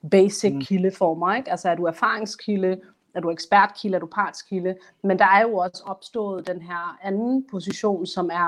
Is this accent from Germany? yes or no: no; Somalia; jeg er kun somalier og mm. journalist